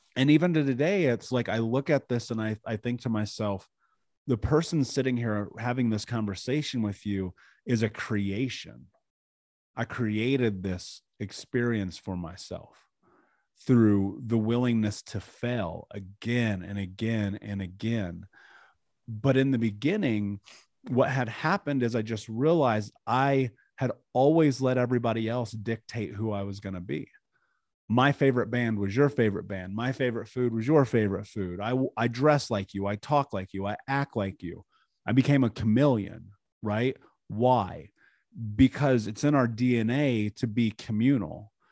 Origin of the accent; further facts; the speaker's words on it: Indiana, United States; I grew up in America, in Indiana, in the middle of the country.